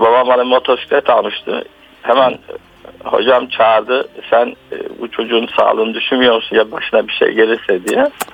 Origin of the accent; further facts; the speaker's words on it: Istanbul, Turkey; also born or lived in Beylerbeyi, Istanbul / Africa; çocukluğum İstanbul'un merkezinde geçti. Hı hı. 1965'te 14 yaşında Beylerbeyi'ne taşındık ama esas hı hı. ben Zeyrekliyim, kapanlıyım